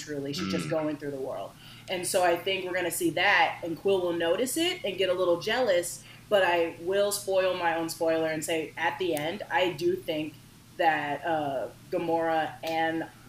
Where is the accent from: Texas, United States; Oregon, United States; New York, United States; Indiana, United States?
Oregon, United States; Bend; I'm 26 years old. I come from Bend, Oregon.